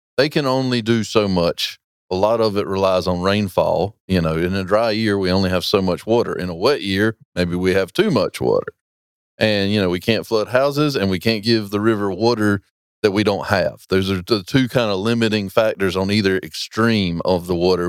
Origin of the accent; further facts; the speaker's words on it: Roanoke Rapids, North Carolina, United States; I'm from Roanoke Rapids